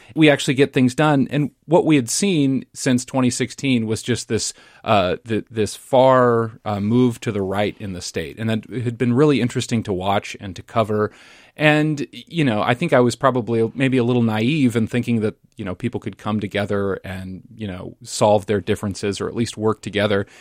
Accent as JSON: {"language": "English", "town": "Lincoln", "region": "Nebraska", "country": "United States", "tie": "born or raised there", "moved": "yes", "lives_now": "Minnesota, United States", "said": "my hometown of Lincoln, Nebraska"}